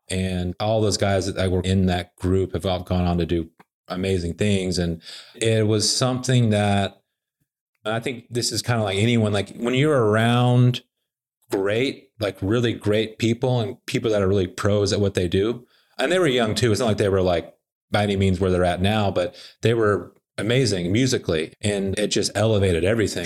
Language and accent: English; Little Rock, Arkansas, United States; also born or lived in Conway, Arkansas; now in Nashville, United States; I grew up in Little Rock and then went to high school in a place called Conway, which is like a suburb of Little Rock, about thirty miles north